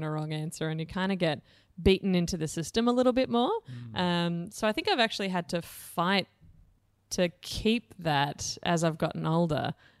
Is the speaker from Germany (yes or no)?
no; Blue Mountains, New South Wales, Australia; So I grew up in the Blue Mountains in New South Wales. My dad was a railway engineer and my mom was a creative arts teacher at the local primary school.